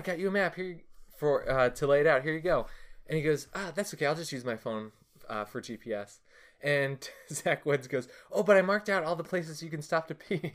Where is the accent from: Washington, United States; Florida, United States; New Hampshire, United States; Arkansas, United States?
Florida, United States; moved away; my days growing up in Florida, where it was sunny and hot every day